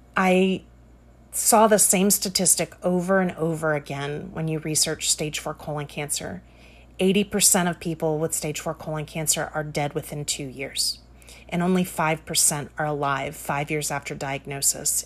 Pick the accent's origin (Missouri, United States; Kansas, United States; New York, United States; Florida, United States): Florida, United States; Jacksonville; moved away as an adult; also born or lived in Tallahassee, Florida / Atlanta, Georgia; I grew up in Jacksonville, Florida